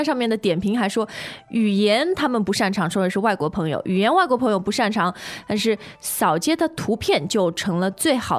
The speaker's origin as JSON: {"language": "Chinese", "country": "China", "said": "我觉得我们中国人吧，特别是比较老一辈的啊，"}